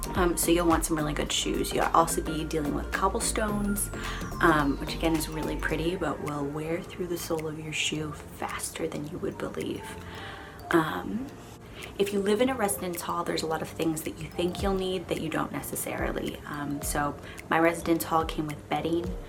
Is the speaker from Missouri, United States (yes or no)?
no; Chicago, Illinois, United States; moved away as an adult; now in London, United Kingdom; I'm from the Chicagoland area